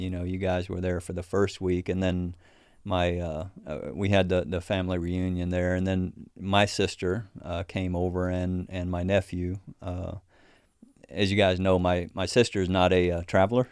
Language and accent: English; Missouri, United States; Missouri, my home state